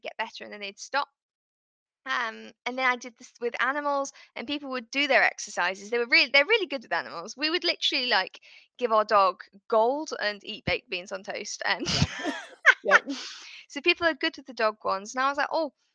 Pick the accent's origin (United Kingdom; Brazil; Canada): United Kingdom; I'm in the UK, if people can't guess by my accent